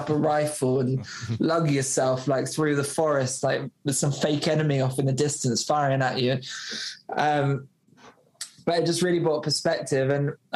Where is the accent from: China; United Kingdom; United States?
United Kingdom; Somerset, South West England; I came from Somerset